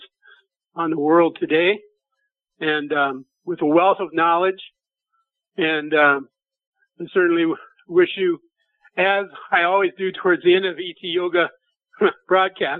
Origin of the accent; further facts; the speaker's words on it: Nebraska, United States; moved away; I'm from Nebraska originally.